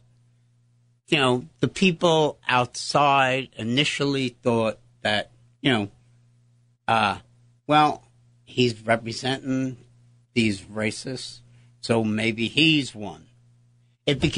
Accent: New York City, New York, United States; I was born in St. Clair's Hospital on 52nd Street

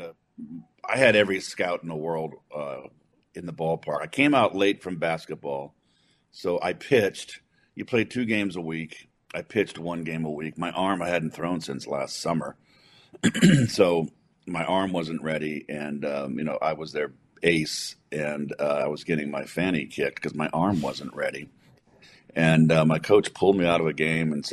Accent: San Francisco, California, United States; we grew up in San Francisco.

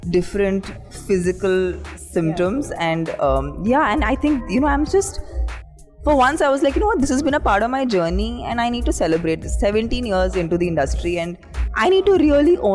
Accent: India; And today I'm at Cannes after 17 years of working in the industry, finally feeling that, you know, that as an Indian actor, I finally feel represented properly, represented truly.

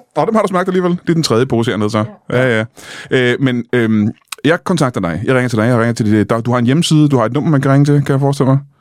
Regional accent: Roskilde, Zealand, Denmark; now in Kalundborg, Denmark; jeg er fra Roskilde

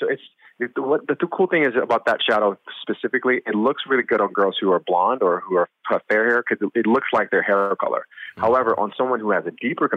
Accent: New York City, New York, United States; I'm a New Yorker

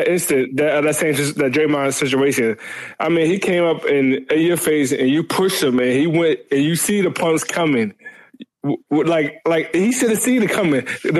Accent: Philadelphia, Pennsylvania, United States; I'm from Philly

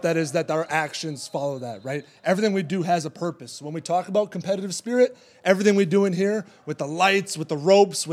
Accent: Sun Prairie, Wisconsin, United States; I'm a local Madison kid. I'm from Sun Prairie

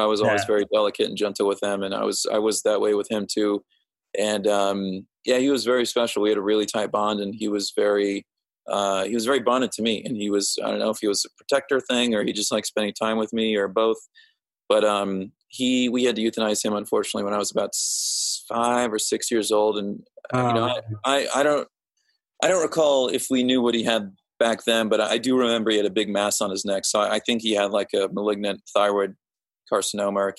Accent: Overland Park, Kansas, United States; I grew up in like Overland Park, Kansas, which is near Kansas City

